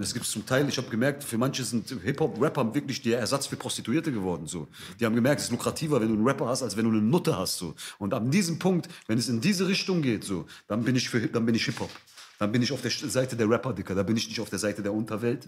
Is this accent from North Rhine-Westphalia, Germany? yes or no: yes; Essen, North Rhine-Westphalia, Germany; moved away; Ich bin in Essen aufgewachsen.